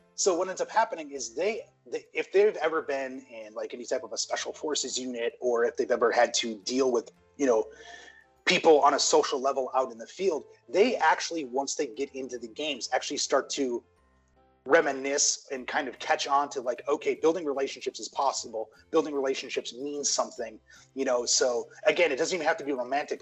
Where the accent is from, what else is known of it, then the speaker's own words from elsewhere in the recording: United States; growing up in the States